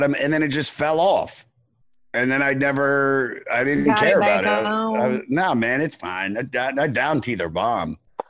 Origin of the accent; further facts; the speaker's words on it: Washington D.C. area, Maryland, United States; moved away as an adult; also born or lived in Los Angeles; now in New York, United States; I'm originally from Washington D.C. area, Maryland.